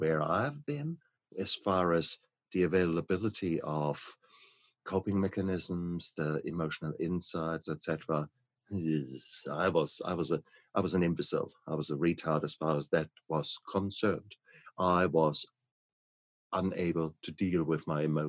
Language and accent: English; Germany; moved away; my home country, from Germany